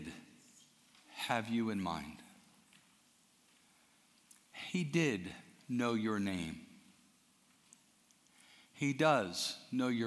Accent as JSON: {"language": "English", "country": "United States", "said": "as an American Christian"}